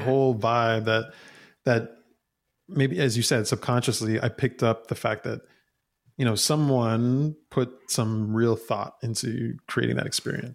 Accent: New York City, New York, United States; I was born and raised in New York City, in Queens, New York.

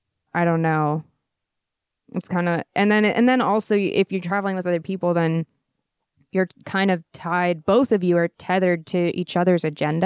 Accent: California, United States; I grew up in Orange County and there are things about me that are very Orange County

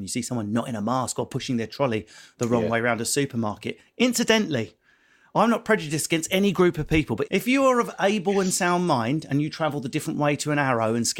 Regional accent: Essex, East of England, United Kingdom; accent: Essex; seeing as I'm from Essex

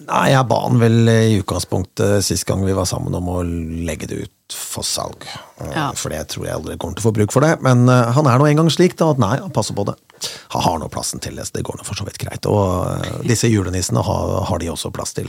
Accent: Kongsberg, Buskerud, Norway; moved away as an adult; now in Bergen, Norway; jeg kommer fra Kongsberg

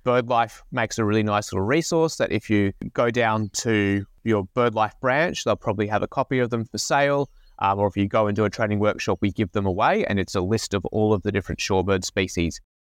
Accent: Brisbane, Queensland, Australia; I grew up in Brisbane

